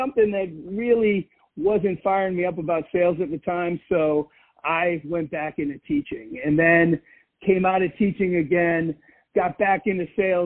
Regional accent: East Coast, United States; moved away as an adult; also born or lived in California; I grew up on the East Coast. I'd always wanted to move to California. So I moved to California

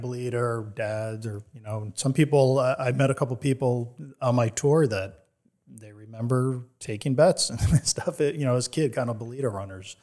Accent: New Jersey, United States; moved away as an adult; now in Tampa, United States; I'm originally from New Jersey and grew up, uh, especially in the, the eighties

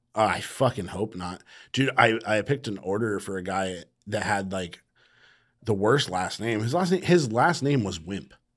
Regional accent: Sacramento, California, United States; I grew up in Sac

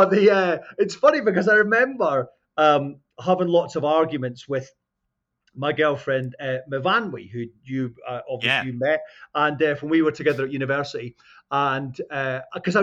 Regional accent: Scotland, United Kingdom; accent: Scottish; moved away as an adult; also born or lived in Nova Scotia, Canada / Toronto, Canada; I'm Scottish

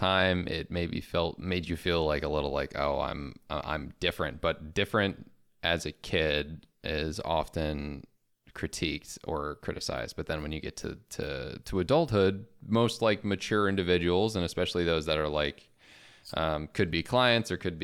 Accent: Chicago, Illinois, United States; I went to Loyola, which is in Chicago, and I'm from Chicago.

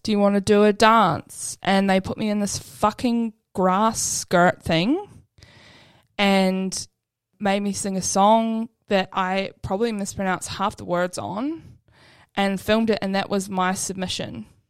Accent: Southland, New Zealand; now in Melbourne, Australia; I grew up in Southland, so super, super white area

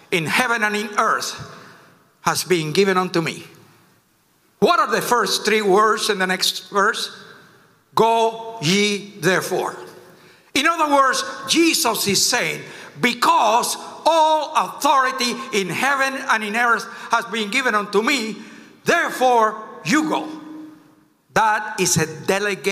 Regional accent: Cuba; now in United States; I came from Cuba. I've seen communism firsthand

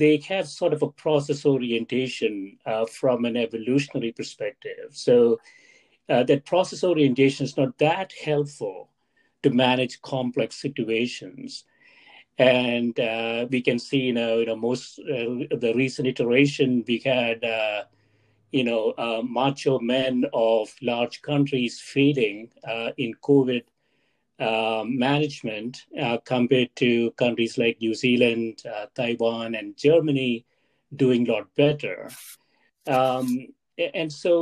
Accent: India; moved away; When I was growing up in India, Stephanie, my undergraduate program there

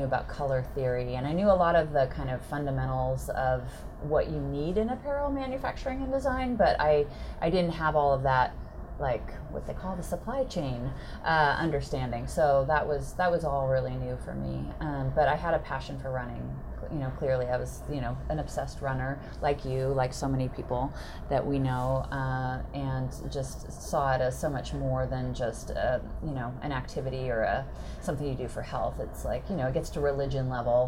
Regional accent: Northern California, United States; also born or lived in Eugene, Oregon; now in Seattle, United States; I am actually originally from Northern California. Have been steadily moving my way northward, first to Eugene, Oregon

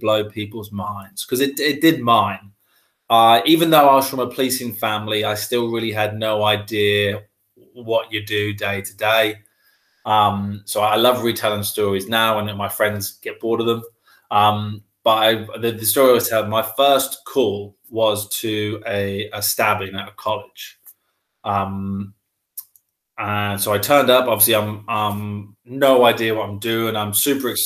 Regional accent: Wroxham, East of England, United Kingdom; also born or lived in North Walsham, Norfolk / London; I was born in North Walsham in Norfolk. And I grew up in kind of Salhouse, Wroxham, so the Broads area of Norfolk. And that is where I currently live again now

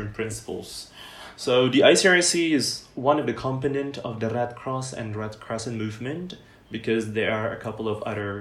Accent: Bandung, West Java, Indonesia; I'm originally from Bandung

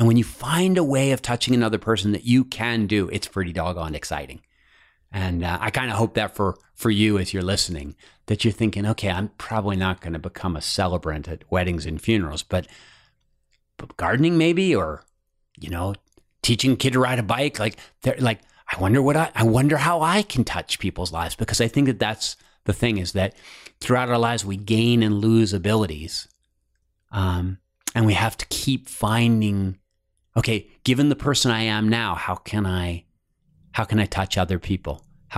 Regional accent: East Coast, United States; also born or lived in Cincinnati / Los Angeles; I'm originally from the East Coast. Okay. Then I lived in Cincinnati for like 9 years, went to LA for 3 years, and just moved back.

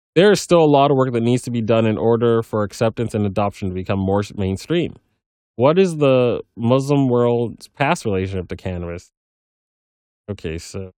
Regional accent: Fresno, California, United States; I am half Colombian, half Pakistani, and born and raised in Fresno, California

